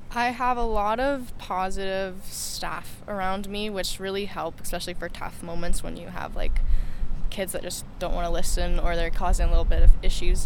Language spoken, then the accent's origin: English; Smithers, British Columbia, Canada; also born or lived in Kelowna; I'm from Smithers.